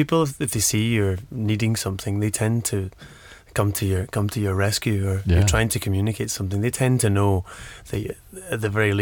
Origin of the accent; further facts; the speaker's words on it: Glasgow, Scotland, United Kingdom; also born or lived in Aberdeen / Bristol; Born and bred, Glasgow, University of Aberdeen, and then, which is in the north of Scotland, big kind of oil city. And then I moved down to Bristol